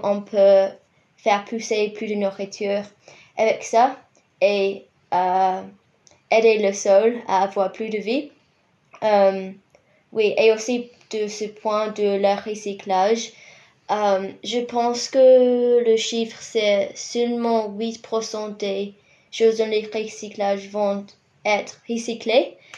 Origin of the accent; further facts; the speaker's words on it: Rotorua, Bay of Plenty, New Zealand; French is a second language; moved away as an adult; now in Christchurch, New Zealand; Je viens de Rotorua dans l'île du Nord